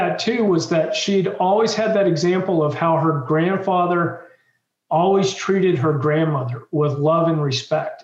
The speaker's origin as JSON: {"language": "English", "town": "Washington", "region": "District of Columbia", "country": "United States", "said": "growing up in the Washington, D.C. area, which is also where I'm from"}